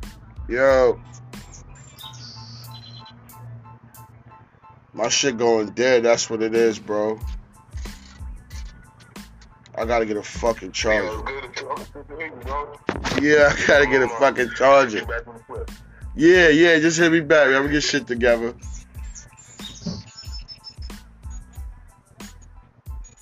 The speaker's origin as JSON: {"language": "English", "region": "New York", "country": "United States", "moved": "yes", "lives_now": "Virginia, United States", "said": "I'm from New York"}